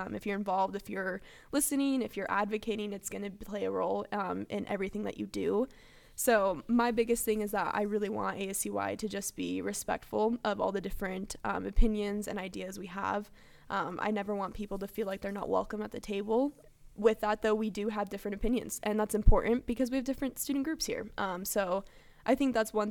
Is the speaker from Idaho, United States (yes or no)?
yes; Coeur d'Alene, Idaho, United States; also born or lived in California; I'm actually originally from California, but I moved to Idaho for fourth grade and on.